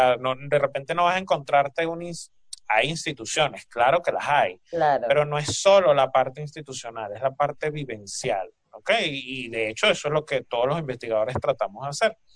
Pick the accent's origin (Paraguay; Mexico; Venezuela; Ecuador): Venezuela; Barlovento, Miranda; tengo una compañera que también es de, Virongo, o sea, el pueblo vecino de Curiepe.